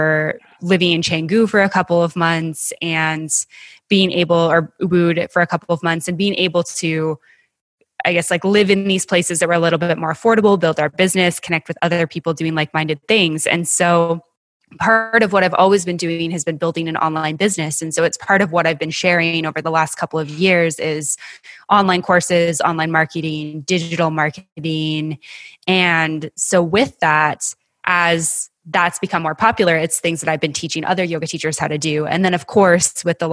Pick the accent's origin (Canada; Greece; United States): Canada; Western Canada; moved away; I'm originally from Western Canada, as is my husband